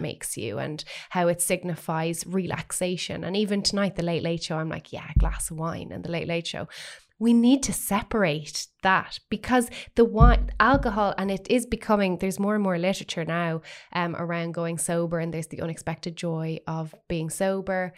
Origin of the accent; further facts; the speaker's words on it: Waterford, Munster, Ireland; now in Dublin, Ireland; coming up to Dublin, w, having been from Waterford